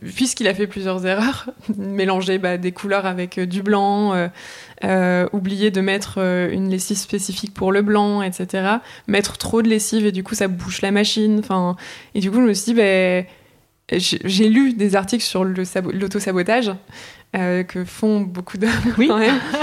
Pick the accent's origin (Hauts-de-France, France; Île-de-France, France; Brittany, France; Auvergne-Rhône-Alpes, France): Hauts-de-France, France; the Nord; j'ai grandi, j'ai grandi dans le Nord